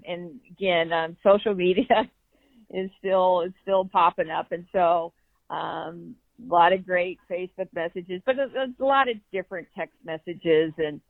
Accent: Burlington, United States; I grew up in Burlington, made the trek across the state to play for me when I coached volleyball here.

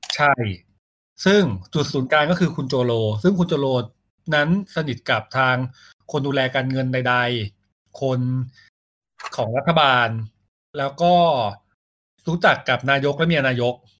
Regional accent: Thailand; เราเป็นคนไทย

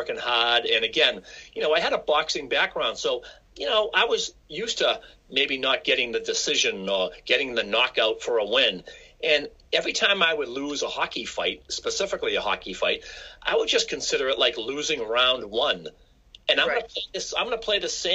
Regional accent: Quincy, Massachusetts, United States; I grew up in Quincy, Massachusetts, which is a city just south of Boston

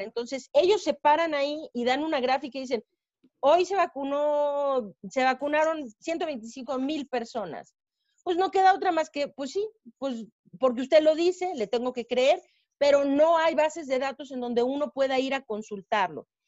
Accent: Mexico; nuestro país, en México

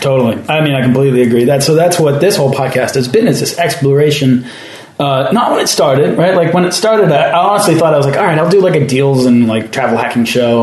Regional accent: Weston, Massachusetts, United States; also born or lived in Cape Cod; I'm from Weston. I was like, wait a minute, that's where I grew up.

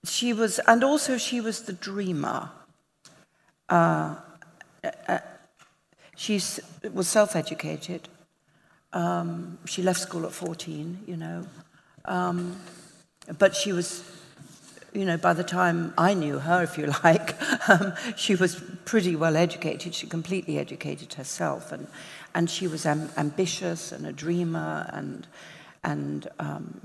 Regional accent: Southend-on-Sea, East of England, United Kingdom; also born or lived in London; my hometown, Southend-on-Sea, which is like the Coney Island of Great Britain. Yes, that's where I grew up.

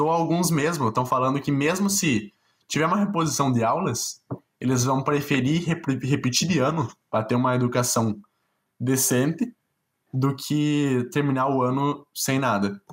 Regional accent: South Region, Brazil; eu sou branco, sou sulista e sou de classe média

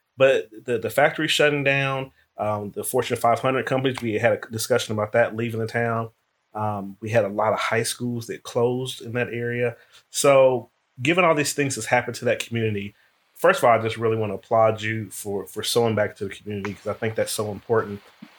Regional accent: Dayton, Ohio, United States; I'm from the hometown, too. I'm from Dayton.

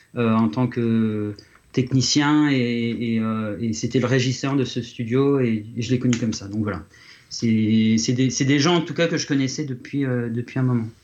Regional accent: Reims, Grand Est, France; moved away; Reims, là où là d'où je viens, Reims en France

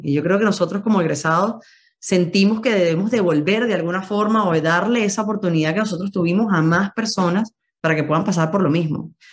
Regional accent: Venezuela; moved away as an adult; now in Madrid, Spain; somos venezolanos, que queremos llevar a Venezuela a todos lados

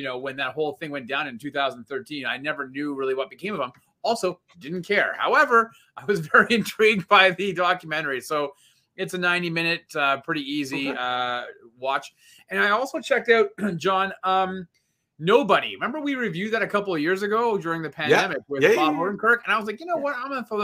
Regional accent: Canada; as being Canadian

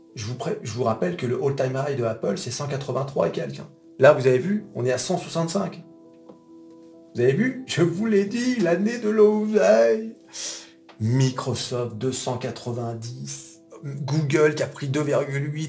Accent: France; on est français

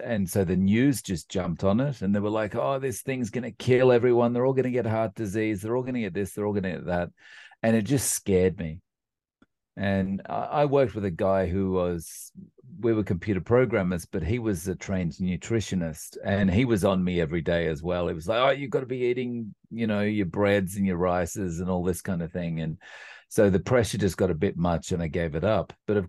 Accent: Australia; now in Japan; As way of a quick introduction, I live in Japan. And I'm actually from Australia, and despite the complexion, and I've been living in Japan now for about 17 years

